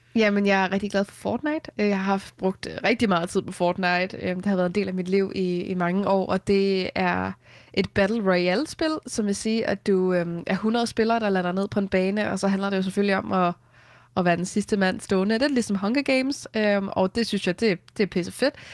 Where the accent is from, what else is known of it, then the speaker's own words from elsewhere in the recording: Vestegnen, Capital Region of Denmark, Denmark; also born or lived in Hørsholm / Taastrup; jeg voksede op i Hørsholm, øh, og så flyttede vi efter mine forældre blev skilt, da jeg var fire, til, øh, Vestegnen, hvor jeg så har boet, og jeg bor her også nu